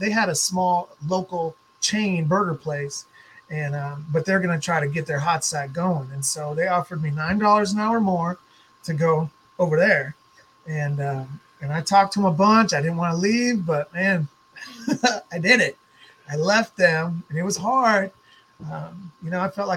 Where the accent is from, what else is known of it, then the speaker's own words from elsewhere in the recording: Minnesota, United States; moved away as an adult; also born or lived in Fargo, North Dakota / Portland, Oregon; I'm from Minnesota